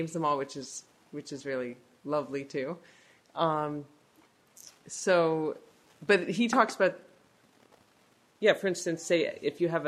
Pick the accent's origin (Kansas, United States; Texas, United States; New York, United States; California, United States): California, United States; San Francisco; moved away as an adult; now in Quebec, Canada; I grew up in San Francisco